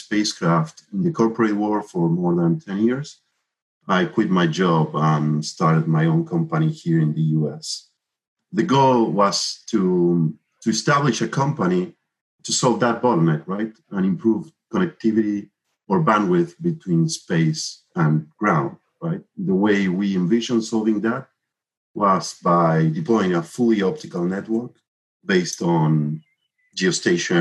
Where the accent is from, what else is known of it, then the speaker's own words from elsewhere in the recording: Argentina; moved away as an adult; now in Miami, United States; I'm originally from Argentina, where I developed the ARSAT-1 and ARSAT-2 satellites.